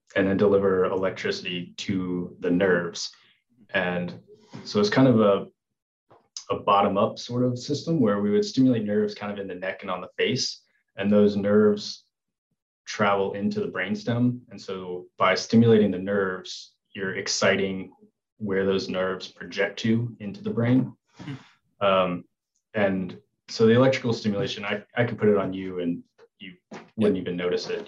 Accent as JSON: {"language": "English", "town": "Memphis", "region": "Tennessee", "country": "United States", "tie": "born or raised there", "also_born_or_lived": "Arizona", "moved": "as an adult", "lives_now": "Memphis, United States", "said": "So I'm originally from Tennessee. I was born and raised in Memphis"}